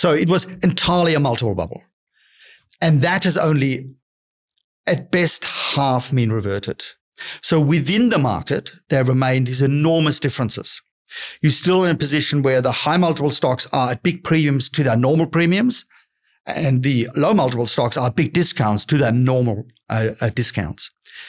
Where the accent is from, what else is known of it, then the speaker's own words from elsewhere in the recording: Australia; we're Australian investors, but we obviously do look at the US